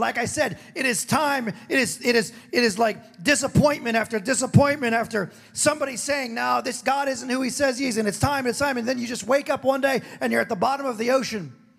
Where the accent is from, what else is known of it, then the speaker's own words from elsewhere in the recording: Hawaii, United States; also born or lived in San Diego, California; I was born in California, lived in San Diego till I was seven, and I was raised in Hawaii.